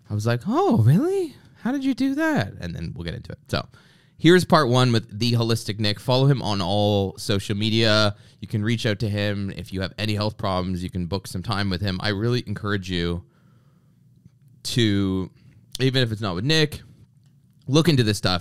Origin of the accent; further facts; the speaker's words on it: Canada; I grew up in Canada